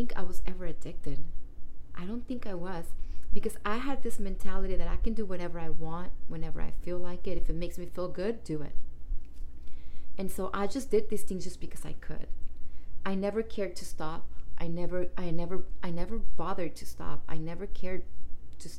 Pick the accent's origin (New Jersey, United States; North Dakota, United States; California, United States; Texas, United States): California, United States; East Palo Alto; moved away as an adult; also born or lived in Redwood City / Oakland / San Jose / Santa Rosa; I moved out of my hometown, East Palo Alto